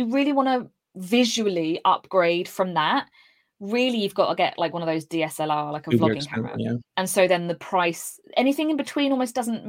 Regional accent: East of England, United Kingdom; accent: neutral; I'm quite lucky, naturally I'm from Cambridgeshire, and so I have quite a neutral accent. I was brought up to pronounce my words properly.

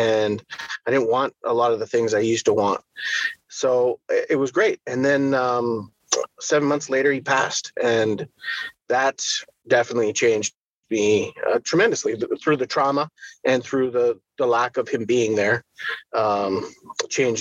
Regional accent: Edmonton, Alberta, Canada; I was born and raised in Edmonton, Alberta

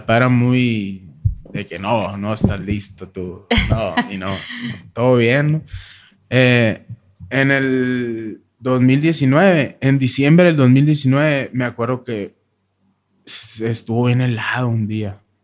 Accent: Hermosillo, Sonora, Mexico; now in Agua Prieta, Mexico; Yo nací en Hermosillo, en el 87

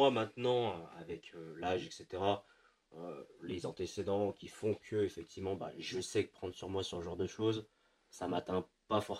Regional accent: France; first language French; c'est je suis français. Mm. J'ai pas d'accent déjà

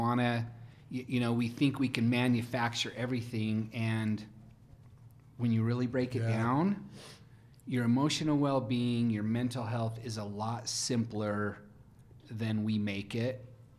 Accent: Rexburg, Idaho, United States; also born or lived in Jerome, Idaho / Pocatello, Idaho; now in Utah, United States; But I was in Pocatello till I was 6 or 7. But I was raised in Rexburg, Idaho, of all places. So where BYU Idaho is now. It used to be called Ricks.

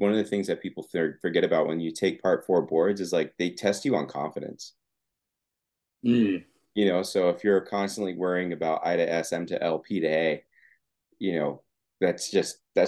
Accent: Arizona, United States; moved away as an adult; now in San Jose, United States; I'm from Arizona

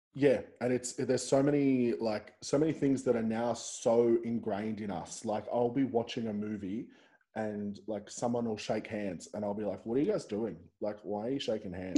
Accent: Central Coast, New South Wales, Australia; I'm actually originally from the Central Coast

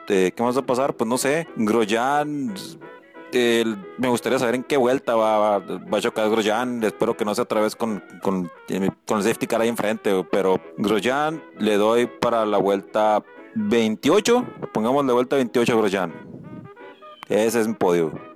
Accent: Mexico; en todos momentos me siento mexicano

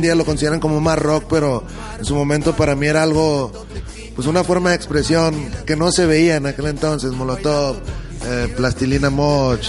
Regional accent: Hermosillo, Sonora, Mexico; now in Guadalajara, Mexico; yo que vengo de Hermosillo, Sonora, donde hay menos de un millón de habitantes

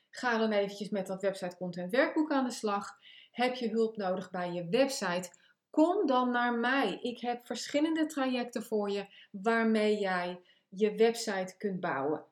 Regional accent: The Hague, South Holland, Netherlands; Ik kom uit Den Haag, dat kan je ook aan mijn, eh, eh, mijn accent horen of mijn taalgebruik.

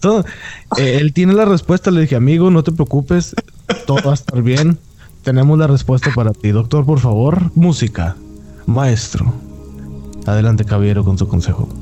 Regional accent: Monterrey, Nuevo León, Mexico; moved away as an adult; also born or lived in Mexico City

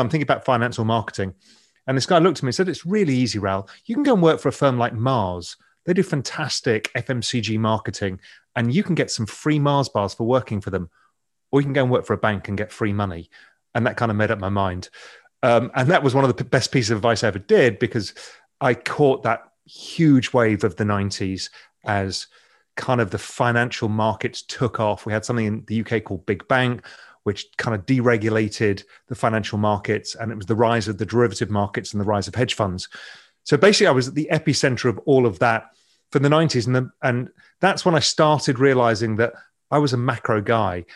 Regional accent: England, United Kingdom; accent: English; as you can tell, my accent, I'm English

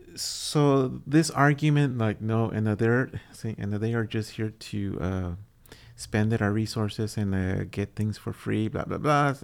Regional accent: Texas, United States; Texas is my home state

